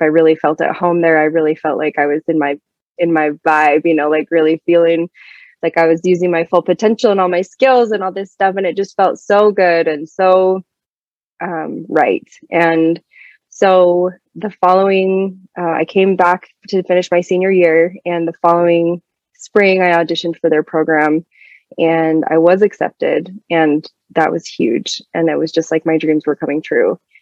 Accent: Sandy, Utah, United States; also born or lived in Kansas City; I grew up in Sandy, Utah, which is a very suburban, very Mormon neighborhood

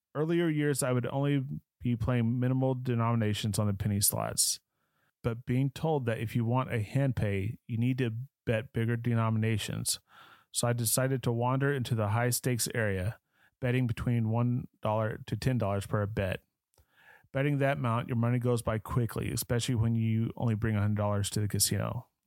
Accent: Dallas, Texas, United States; Growing up in Dallas, Fort Worth

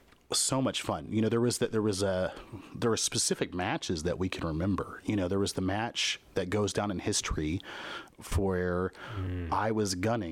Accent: Midwest, United States; Most of my gaming on console was done at friends' houses, your house, when I was growing up in the Midwest, at other people's houses.

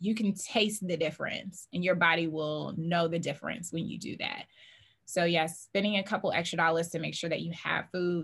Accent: the South, United States; I'm from the South

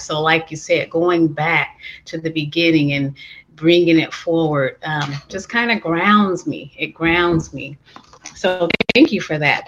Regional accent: San Francisco, California, United States; moved away; I grew up and born and raised in San Francisco

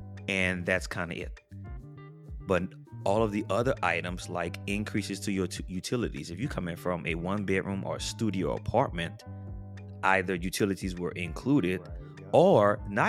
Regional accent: New Orleans, Louisiana, United States; Now, I grew up in New Orleans. Hurricanes happen all the time. New Orleans is also below sea level.

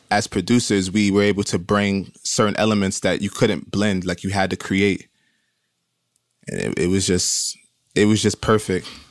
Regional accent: Brooklyn, New York, United States; growing up in Brooklyn, it's so many, like, different Caribbean cultures.

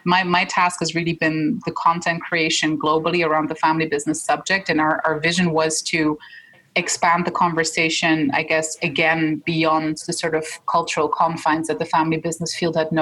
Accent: Switzerland; my father is Egyptian, my mom's Dutch, but we were born and raised in Switzerland

